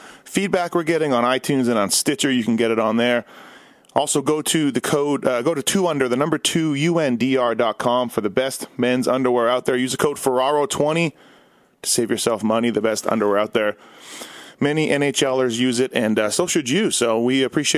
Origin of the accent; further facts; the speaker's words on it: Canada; now in Las Vegas, United States; I'm Canadian, but I'm living in Vegas